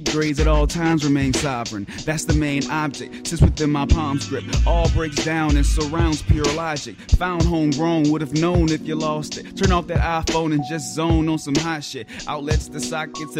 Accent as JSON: {"language": "English", "town": "Baton Rouge", "region": "Louisiana", "country": "United States", "tie": "born or raised there", "said": "I'm originally from Baton Rouge, born and raised"}